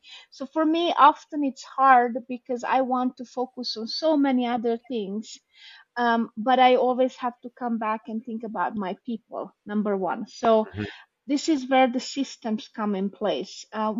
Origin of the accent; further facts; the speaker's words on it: Hungary; English is a second language; also born or lived in Romania; I was born in Romania. We moved after the 89 revolution to Hungary.